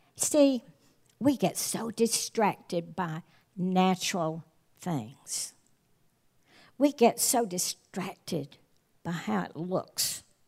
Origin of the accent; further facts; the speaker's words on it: the South, United States; my husband and I grew up in the South